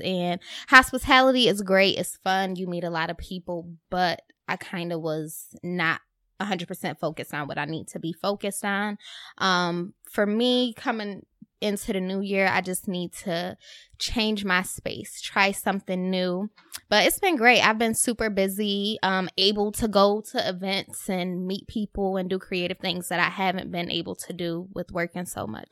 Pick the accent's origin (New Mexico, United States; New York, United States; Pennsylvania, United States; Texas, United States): New York, United States; Rochester; now in Brooklyn, United States; I was in Rochester at home